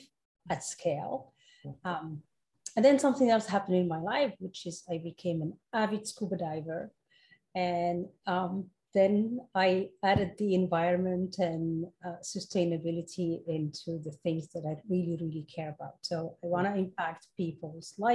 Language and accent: English; Morocco; moved away as an adult; also born or lived in France / Europe; now in United States; I was born and raised in Morocco, and then I moved to France for college and then spent 24 years in Europe and then moved to the US 10 years ago.